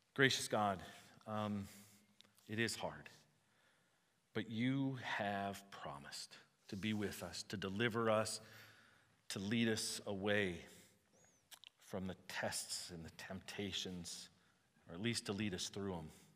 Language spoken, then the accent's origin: English; United States; I know that I'm Welsh and German and Swedish, right? I know where I came from, but I'm American first.